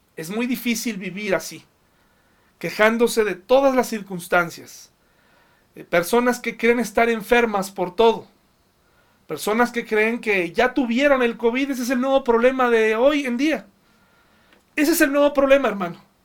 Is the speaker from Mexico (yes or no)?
yes; Mexico; nosotros como mexicanos